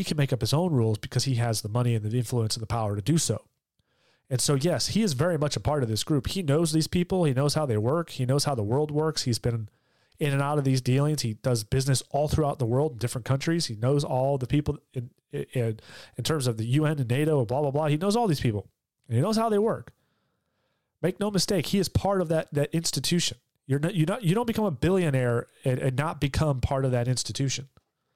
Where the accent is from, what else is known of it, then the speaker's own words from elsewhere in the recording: Georgia, United States; the state of Georgia, my home state.